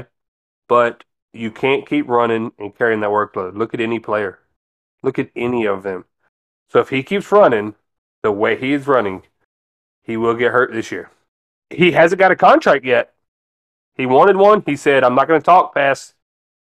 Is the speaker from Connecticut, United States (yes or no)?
no; Florida, United States; from my home state